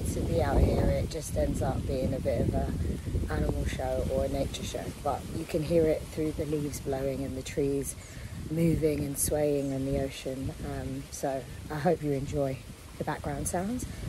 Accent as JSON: {"language": "English", "country": "United Kingdom", "tie": "born or raised there", "said": "growing up in Europe and in the UK"}